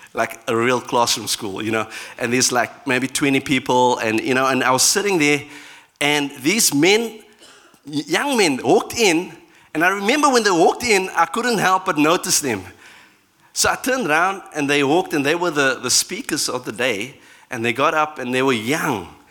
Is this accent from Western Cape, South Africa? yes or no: yes; Cape Town, Western Cape, South Africa; my, my um, background in South Africa, I'm from Cape Town